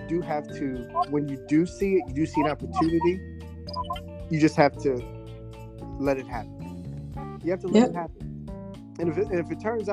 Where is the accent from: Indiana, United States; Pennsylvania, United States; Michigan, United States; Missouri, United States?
Pennsylvania, United States; Philadelphia; Northeast. Yeah, I went to Frankfort.